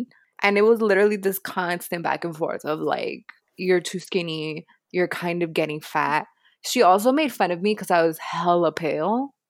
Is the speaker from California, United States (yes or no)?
no; Miami, Florida, United States; Oh, well, excuse me, miss. I'm from Miami and I have a pool.